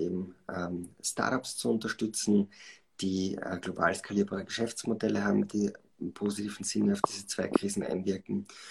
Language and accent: German; Schladming, Styria, Austria; moved away as an adult; also born or lived in Vienna; Bin also in Schladming aufgewachsen, bin dann äh, zum Studium nach äh, Wien gekommen